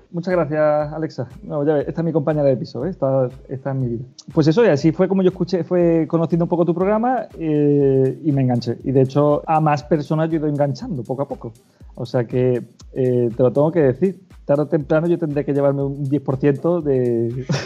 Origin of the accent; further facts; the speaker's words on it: Málaga, Andalusia, Spain; moved away as an adult; also born or lived in Cádiz / El Puerto de Santa María; now in A Coruña, Spain; yo nací en Málaga